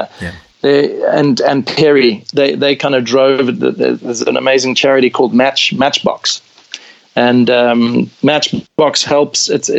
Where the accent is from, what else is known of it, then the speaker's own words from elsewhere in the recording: South Africa; I identify as a South African, as an African, mm-hmm. and I'm very proud of that.